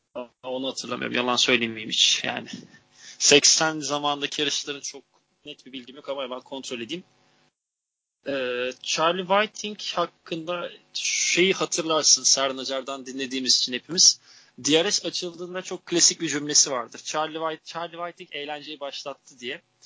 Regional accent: Turkey

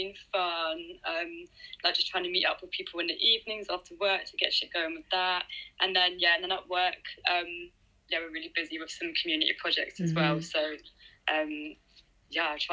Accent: Deal, South East England, United Kingdom; also born or lived in South East London; now in London, United Kingdom; I'm from like a small town in Kent called Deal on the coast, which is nice. But now I live in Southeast London

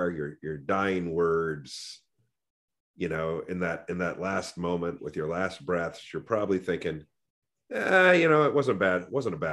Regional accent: Walnut Creek, California, United States; growing up in Walnut Creek, California

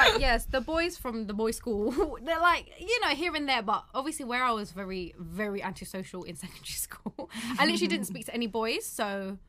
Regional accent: London, United Kingdom; in East London, there was bare Filipinos in school anyway. So, like, it was obviously normal, quote, to see Filipinos around you and stuff, and obviously where we grew up in with the Filipino community.

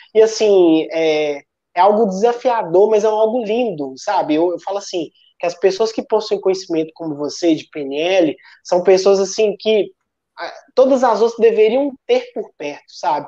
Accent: Sete Lagoas, Minas Gerais, Brazil; eu sou mineiro de Sete Lagoas, uma cidade de 200 mil pessoas

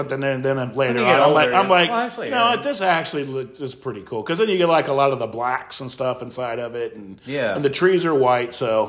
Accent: Midwest, United States; now in Colorado, United States; I grew up in the Midwest.

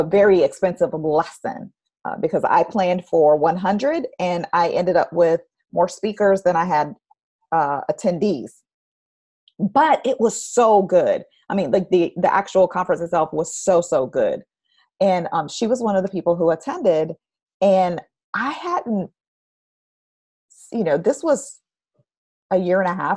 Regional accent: Orlando, Florida, United States; moved away; also born or lived in Houston; I grew up in Orlando

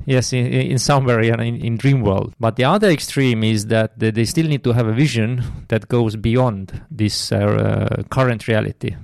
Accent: Tartu, Tartu County, Estonia; I'm from Estonia, um, based in Tartu. Have lived all, all my life in, in Tartu

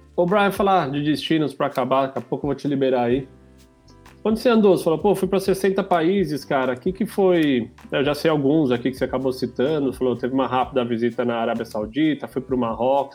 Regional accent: São Paulo, Brazil; sou paulista lá

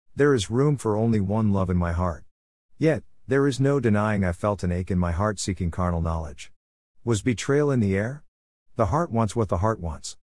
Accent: Midwest, United States; Being a Midwesterner

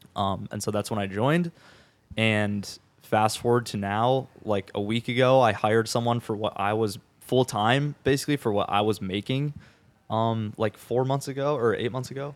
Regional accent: Minnesota, United States; moved away as an adult; now in Tampa, United States; I'm from, I'm from Minnesota, and I was in, like, the, the cities area

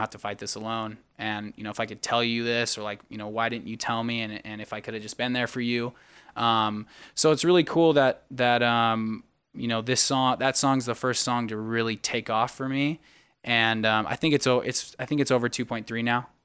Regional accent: United States; moved away; my hometown of Sacramento, Arizona

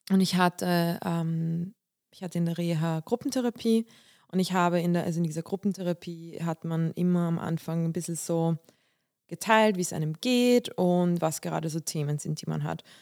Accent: Bulgaria; now in Germany; also ich komme ja aus Bulgarien und wir, wir sind orthodox und wir feiern auch Weihnachten.

